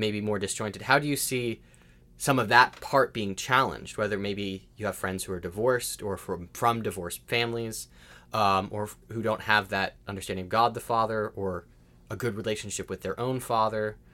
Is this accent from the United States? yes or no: yes; United States; I'm an American